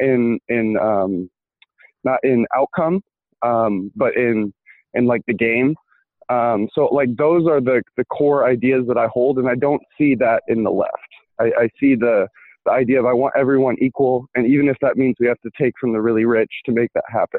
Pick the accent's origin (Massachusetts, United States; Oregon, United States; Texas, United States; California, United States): Oregon, United States; Portland; also born or lived in Iowa; I was born in Iowa, but raised here in Portland, Oregon